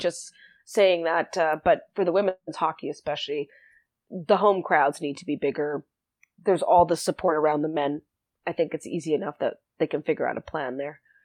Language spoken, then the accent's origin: English; South Africa; also born or lived in Winnipeg, Canada; now in Saskatchewan, Canada; I'm from South Africa originally